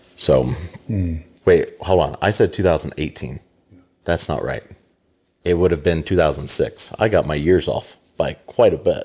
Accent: Americus, Georgia, United States; also born or lived in Tennessee / Shenandoah Valley, Virginia / Pittsburgh; now in Denison, Kansas, United States; grew up in Georgia, South Georgia, America's, not America, Americas

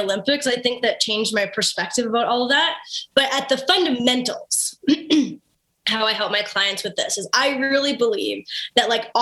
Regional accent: Kennedy, Saskatchewan, Canada; from Kennedy, Saskatchewan

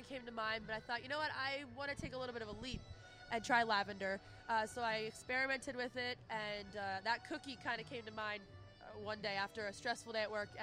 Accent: Lansdale, Pennsylvania, United States; I grew up in Lansdale, lived there my whole life

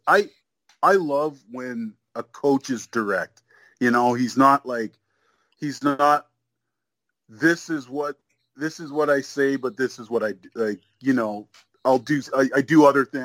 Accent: Canada; also born or lived in Nigeria; I was born in Nigeria, so mm-hmm. I came to Canada when I was, you know, a year old.

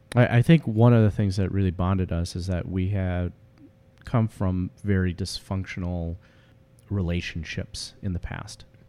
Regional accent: Chicago, Illinois, United States; also born or lived in Omaha, Nebraska; we both were born and raised in the Chicagoland area and have lived there most of our lives

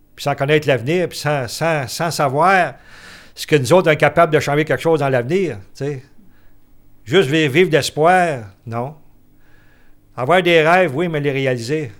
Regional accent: Cookshire, Quebec, Canada; Quand on était jeunes, nous autres, euh, au bord de la traque, chez nous, à Cookfield

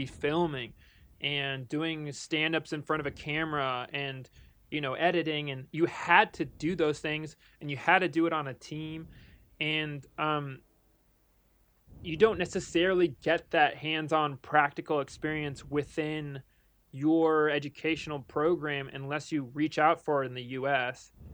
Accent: United States; also born or lived in Netherlands; as an American

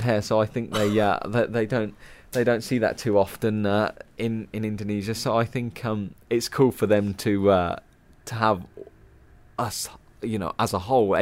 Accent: United Kingdom; as a British rider

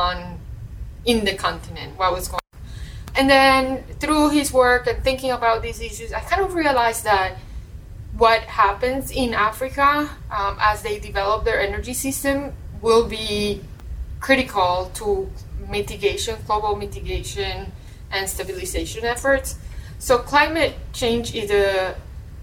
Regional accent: Colombia; now in United States; I'm originally from Colombia

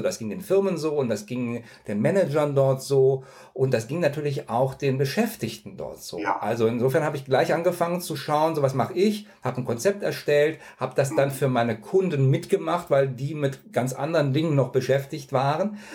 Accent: near Cologne, North Rhine-Westphalia, Germany; Ich bin in der Nähe von Köln aufgewachsen

